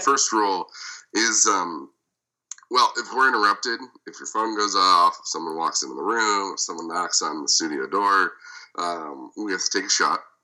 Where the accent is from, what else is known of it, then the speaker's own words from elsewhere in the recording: Las Vegas, Nevada, United States; also born or lived in Michigan; born in Michigan, raised in Vegas, and I'm a publicist